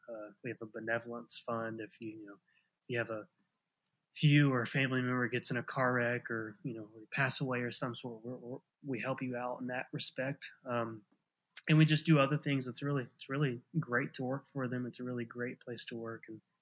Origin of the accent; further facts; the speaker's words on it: Ada, Oklahoma, United States; I was born and raised in Ada, Oklahoma. It's a small town of about probably 18,000 people, but it's also a college town. So 9 months out of the year, we've probably got closer to 23,000 people here.